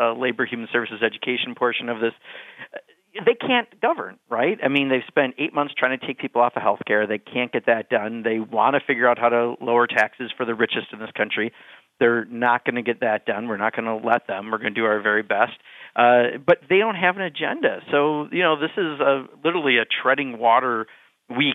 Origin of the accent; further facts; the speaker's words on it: Wisconsin, United States; my home state of Wisconsin